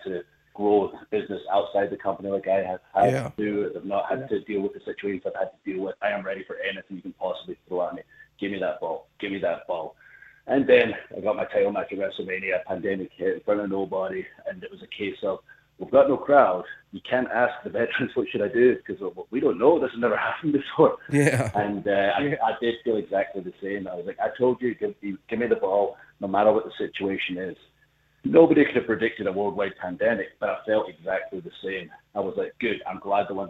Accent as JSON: {"language": "English", "region": "Scotland", "country": "United Kingdom", "said": "I'm from Scotland"}